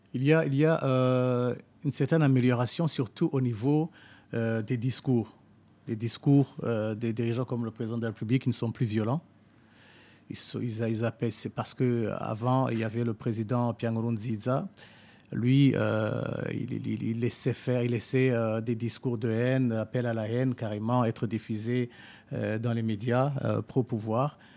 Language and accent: French; Burundi; moved away as an adult